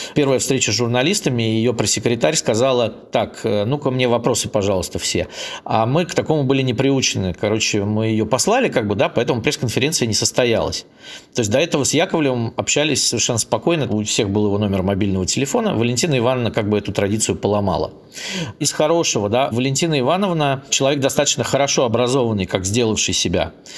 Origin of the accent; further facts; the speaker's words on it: Saint Petersburg, Russia; Я сам из Питера